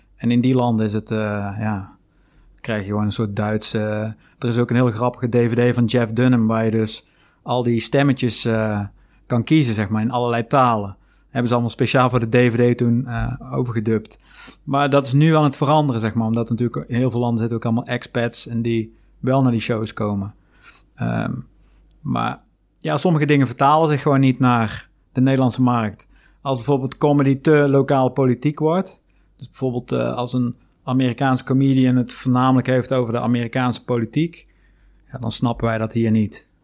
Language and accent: Dutch; Netherlands